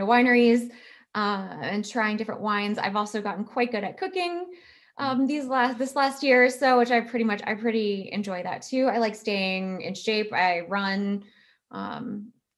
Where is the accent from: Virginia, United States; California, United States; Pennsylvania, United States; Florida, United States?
Virginia, United States; Virginia Beach; moved away as an adult; now in Texas, United States; I was born and raised in Virginia.